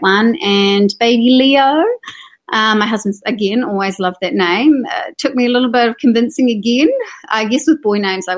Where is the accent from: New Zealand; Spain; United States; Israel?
New Zealand; Hamilton, Waikato; I grew up in Hamilton, one of 6 kids